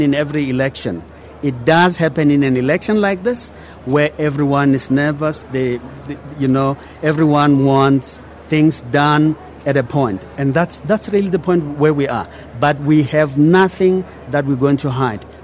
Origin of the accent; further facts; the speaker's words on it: South Africa; I'm South African.